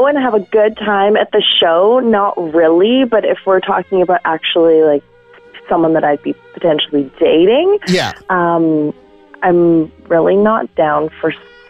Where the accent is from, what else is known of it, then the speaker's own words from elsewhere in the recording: Vancouver, British Columbia, Canada; now in Edmonton, Canada; I was born in Vancouver.